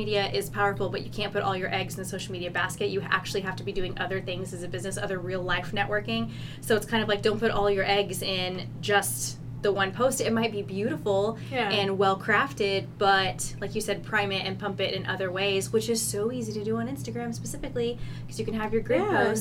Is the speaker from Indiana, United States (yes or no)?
no; New Braunfels, Texas, United States; now in Wichita, United States; I grew up in New Braunfels